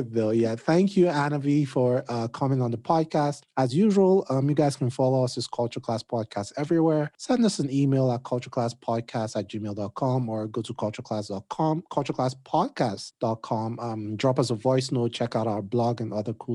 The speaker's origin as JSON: {"language": "English", "country": "Nigeria", "said": "I'm Nigerian"}